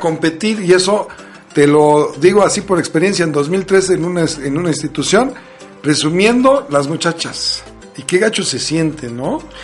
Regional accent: Mexico; como buenos mexicanos

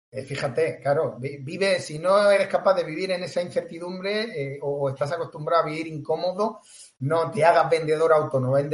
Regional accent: Tarragona, Catalonia, Spain; now in Cambrils, Spain; Así que yo soy catalán, soy catalán.

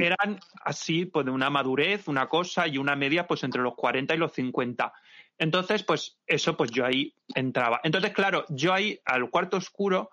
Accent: Santa Pola, Valencian Community, Spain; moved away; mi tierra, en Santa Pola, Alicante

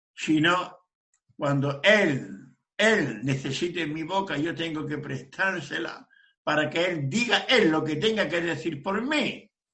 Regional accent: Region of Murcia, Spain; yo soy de Sefarat, España, provincia de Murcia.

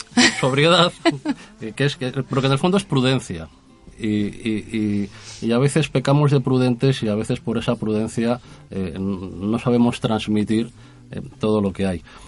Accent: Castile and León, Spain; en nuestra tierra hemos cuidado como buenos castellanos

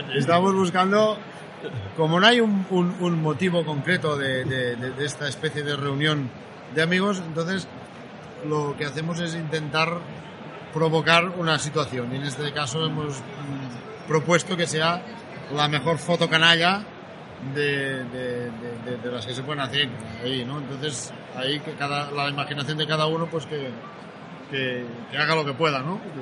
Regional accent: Barcelona, Catalonia, Spain; moved away; also born or lived in Cadaqués; yo soy de la Barcelona

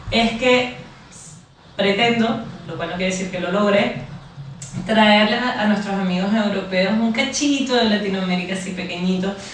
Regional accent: Venezuela; now in Barcelona, Spain; Yo soy venezolana viviendo hace muchos años en Barcelona

